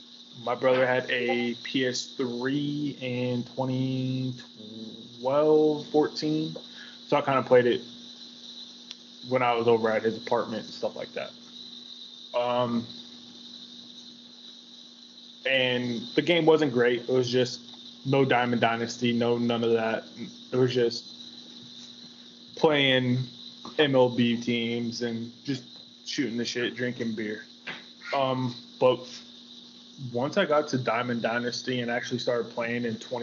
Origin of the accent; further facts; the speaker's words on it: Dallas-Fort Worth Metroplex, Texas, United States; So it's like Dallas-Fort Worth and all the surrounding cities, and I'm those surrounding cities